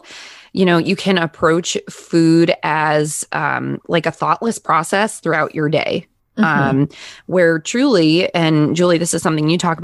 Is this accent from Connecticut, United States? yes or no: yes; Connecticut, United States; I'm born and raised in Connecticut